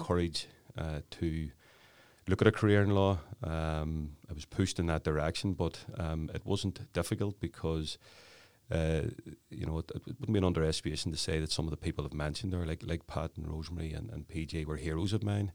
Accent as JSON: {"language": "English", "town": "Belfast", "region": "Northern Ireland", "country": "United Kingdom", "tie": "born or raised there", "said": "I grew up in the Clonard area, West Belfast"}